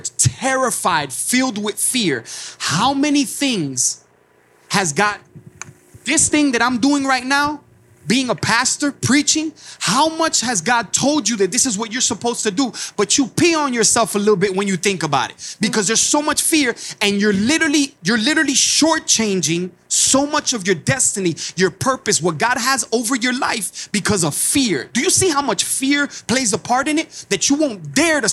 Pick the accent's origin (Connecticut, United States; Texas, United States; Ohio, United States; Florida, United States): Florida, United States; Miami; I came from Cuba in my mama's belly. 1980, Mariel Boatlift, as a Cuban immigrant in a city in Miami, Florida